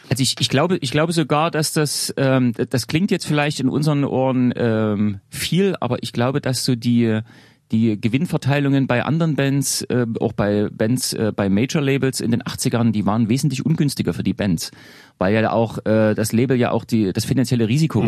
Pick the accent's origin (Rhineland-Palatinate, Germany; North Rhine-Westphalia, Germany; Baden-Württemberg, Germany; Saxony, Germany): Saxony, Germany; Leipzig; ich komme ja, wie gesagt, aus Leipzig